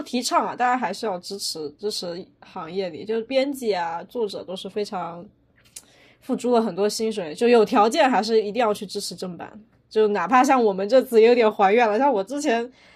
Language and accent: Chinese; Wenzhou, Zhejiang, China; now in Beijing, China; 作为一个温州人